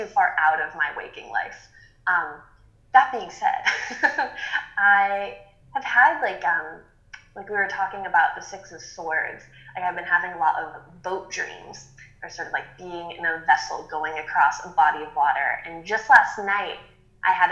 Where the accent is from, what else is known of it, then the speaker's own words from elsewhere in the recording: Massachusetts, United States; moved away; where I grew up in Massachusetts, which is in the middle of nowhere